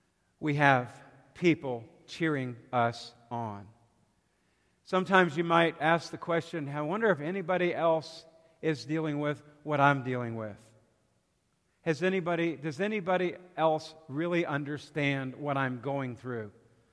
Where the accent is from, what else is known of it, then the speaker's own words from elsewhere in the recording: South Carolina, United States; I'm from South Carolina, so we pull for the Gamecocks.